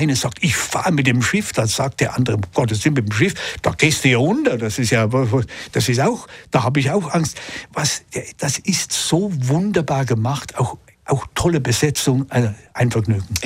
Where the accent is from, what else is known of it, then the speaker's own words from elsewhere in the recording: Switzerland; auch bei uns in der Schweiz